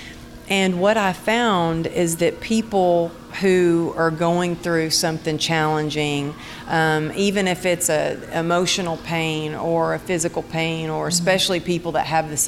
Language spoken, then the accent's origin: English; Texas, United States; growing up in Texas